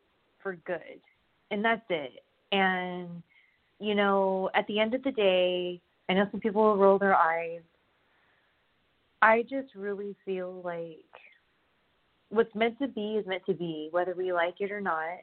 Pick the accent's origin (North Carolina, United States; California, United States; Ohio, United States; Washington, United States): California, United States; Southern; moved away as an adult; also born or lived in Kentucky; I grew up in SoCal